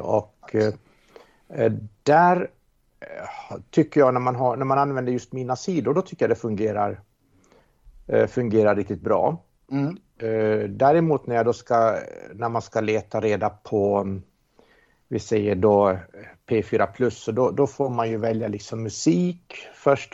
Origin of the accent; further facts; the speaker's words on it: Åland Islands; Jag är ålänning